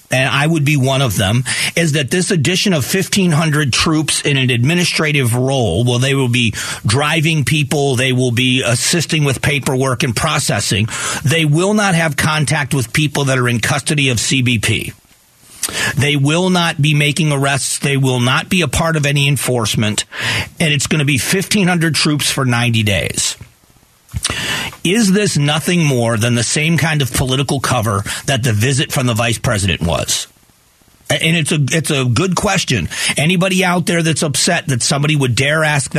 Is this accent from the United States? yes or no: yes; Southwest Florida, United States; now in Arizona, United States; where I grew up in Southwest Florida